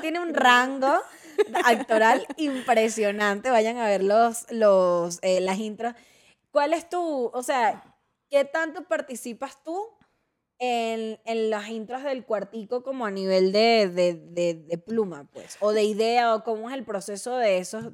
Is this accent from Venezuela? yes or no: yes; Venezuela; now in Mexico; Estefanía y yo somos venezolanas